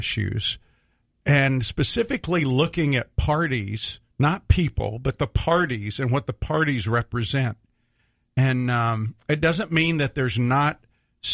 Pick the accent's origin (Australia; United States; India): United States; the South; I grew up in the South with strong traditional values